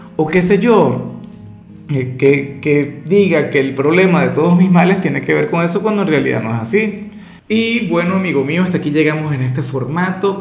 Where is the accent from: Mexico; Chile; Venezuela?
Venezuela; yo particularmente soy, claro, venezolano